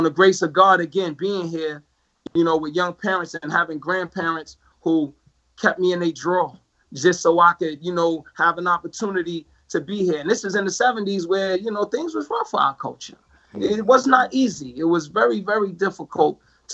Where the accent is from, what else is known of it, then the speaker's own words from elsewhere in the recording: New York City, New York, United States; moved away as an adult; also born or lived in Rochester, New York / Spartanburg, South Carolina; as a Black man growing up in Jamaica, Queens